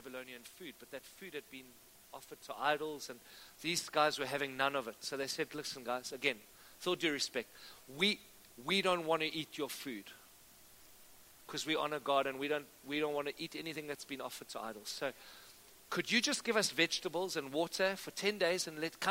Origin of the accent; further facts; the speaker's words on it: Cape Town, Western Cape, South Africa; I grew up in Cape Town